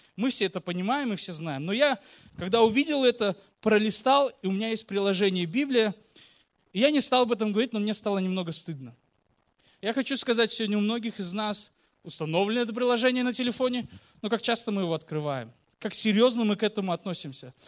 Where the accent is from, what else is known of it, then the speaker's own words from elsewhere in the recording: Uzbekistan; мы, как я уже сказал, родом из Узбекистана